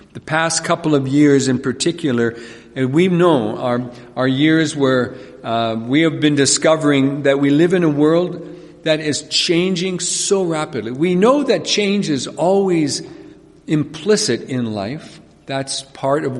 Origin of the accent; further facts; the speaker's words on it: Carbon, Alberta, Canada; I was born and raised in this province, and actually grew up in Carbon, Alberta